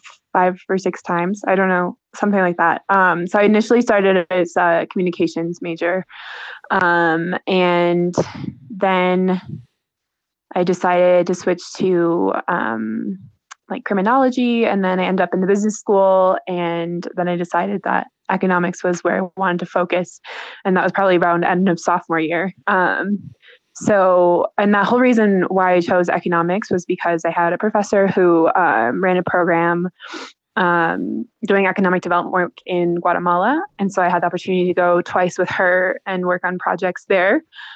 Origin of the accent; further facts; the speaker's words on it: Menomonee Falls, Wisconsin, United States; moved away as an adult; also born or lived in Baltimore; now in Peru; So I'm from Wisconsin. I grew up in Menominee Falls.